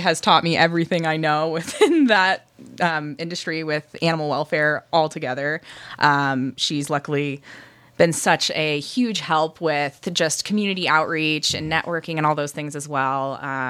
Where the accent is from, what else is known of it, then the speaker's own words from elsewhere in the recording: Michigan, United States; moved away; I'm from Michigan.